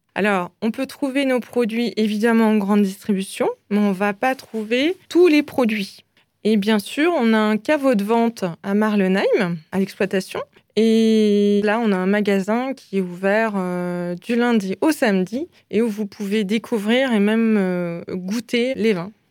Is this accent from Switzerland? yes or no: no; Alsace, Grand Est, France; je suis né en Alsace. J'ai toujours vécu en Alsace et j'adore l'Alsace